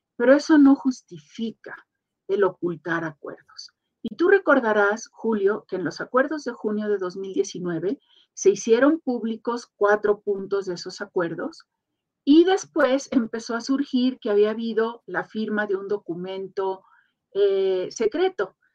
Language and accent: Spanish; Mexico; muchísimo orgullo como mexicana